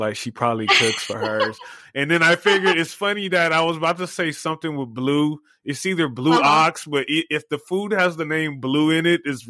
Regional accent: Southern California, United States; now in Las Vegas, United States; I've been out here 21 years.

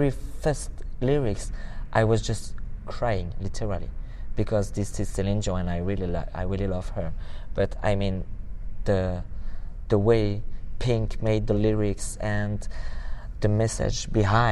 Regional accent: France; English is a second language; I'm French

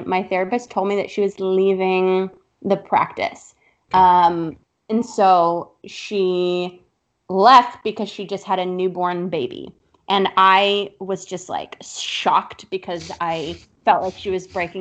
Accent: South Florida, United States; also born or lived in Upper East Side, New York; now in New York, United States; I moved to the Upper East Side like a classic New York Jew from South Florida would

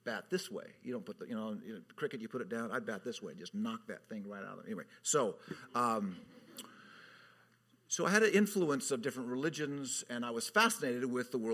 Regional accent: Southern California, United States; also born or lived in North County, San Diego; As a kid growing up in Southern California

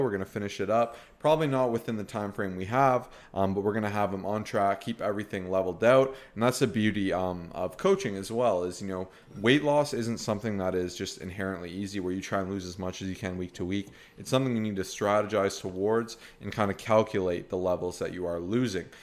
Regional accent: Canada; we're from Canada

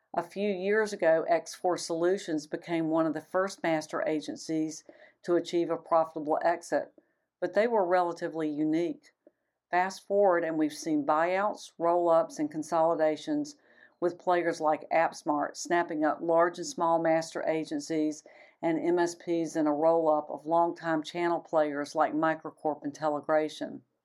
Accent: Atlanta, Georgia, United States; my hometown of Atlanta

